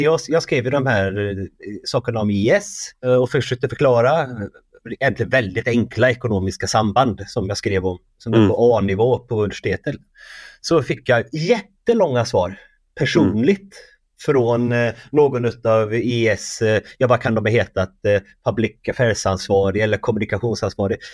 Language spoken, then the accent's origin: Swedish; Värmland, Sweden; Jag är från Värmland